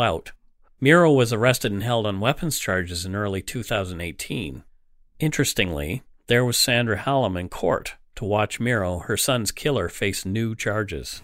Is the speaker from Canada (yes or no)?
yes; Canada; as a Canadian